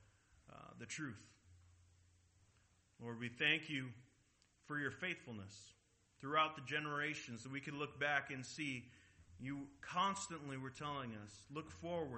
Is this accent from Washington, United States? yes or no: yes; Seattle, Washington, United States; I'm from Seattle. I'm a Mariners fan.